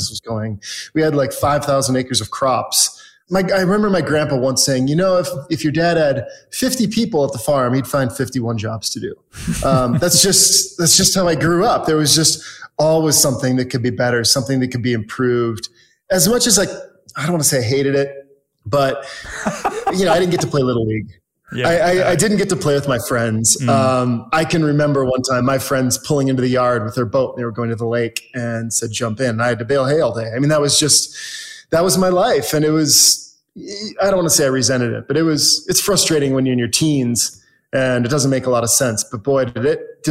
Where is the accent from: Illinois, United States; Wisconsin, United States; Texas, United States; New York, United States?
Wisconsin, United States; moved away as an adult; also born or lived in Minneapolis, Minnesota / Southern California; now in Park City, United States; I'm originally from Wisconsin